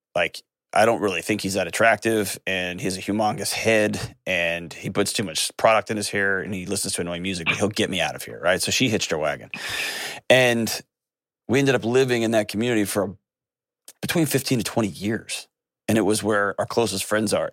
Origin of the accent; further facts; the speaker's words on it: Texas, United States; I grew up in Texas